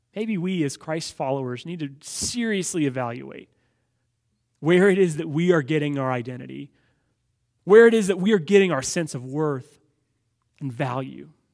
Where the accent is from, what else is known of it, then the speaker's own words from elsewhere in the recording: Los Angeles, California, United States; growing up in Los Angeles